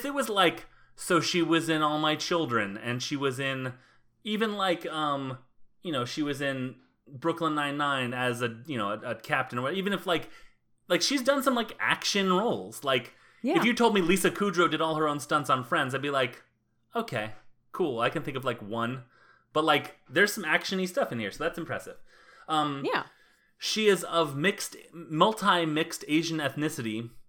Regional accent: Panama; I'm from Panama. I'm Panamanian.

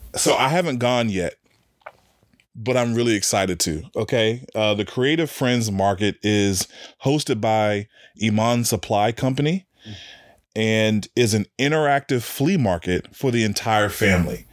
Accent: Washington, District of Columbia, United States; now in Richmond, United States; DC, my hometown

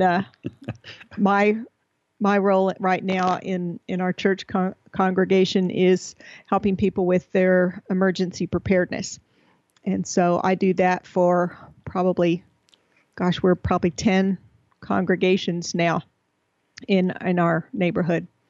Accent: Texas, United States; moved away; We're originally from Texas

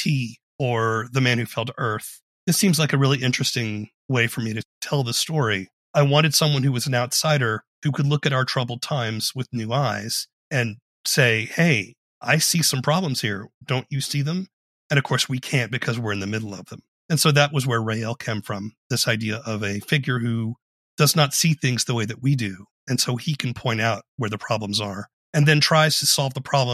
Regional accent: Charleston, South Carolina, United States; I grew up in Charleston, South Carolina

